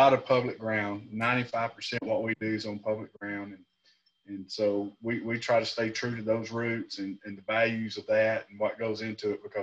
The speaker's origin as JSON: {"language": "English", "town": "Brownsboro", "region": "Texas", "country": "United States", "tie": "born or raised there", "also_born_or_lived": "Tyler, Texas", "said": "I was raised up in Brownsboro"}